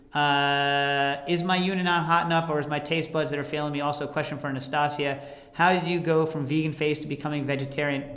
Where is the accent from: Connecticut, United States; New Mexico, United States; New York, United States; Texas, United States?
New York, United States; New York City; also born or lived in Morningside Heights, New York; we're from the Lower East Side